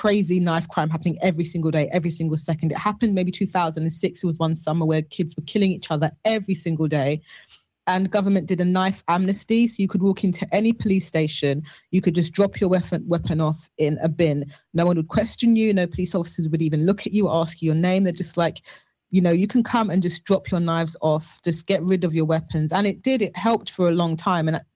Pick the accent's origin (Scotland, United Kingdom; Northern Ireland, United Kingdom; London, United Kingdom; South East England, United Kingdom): London, United Kingdom; Londoners, especially people who are born and raised in London